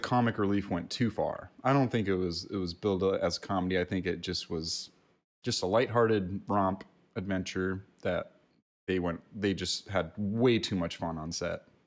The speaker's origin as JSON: {"language": "English", "region": "California", "country": "United States", "said": "we're Californians"}